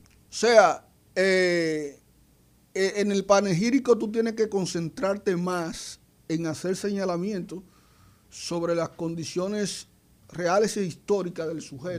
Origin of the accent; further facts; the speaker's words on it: Belén, Dominican Republic; now in Santo Domingo, Dominican Republic; mi pueblo se llama Belén